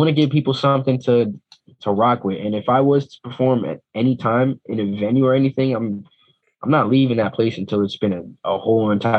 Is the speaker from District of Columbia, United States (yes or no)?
no; Teaneck, New Jersey, United States; I'm from the New York, New Jersey area